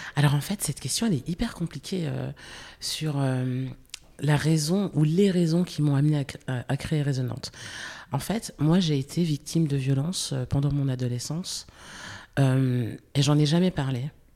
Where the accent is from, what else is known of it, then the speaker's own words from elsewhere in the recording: the Vosges, Grand Est, France; je suis née en France, je suis née dans les Vosges, j'ai grandi dans les Vosges.